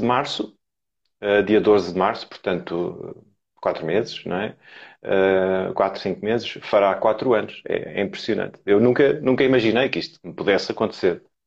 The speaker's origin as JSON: {"language": "Portuguese", "region": "Lisbon", "country": "Portugal", "said": "tenho 41 anos, sou de Lisboa"}